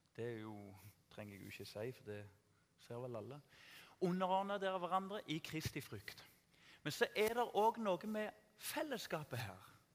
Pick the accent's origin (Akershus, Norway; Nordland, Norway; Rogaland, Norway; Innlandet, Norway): Rogaland, Norway; Tananger; Jeg vokste opp i Tananger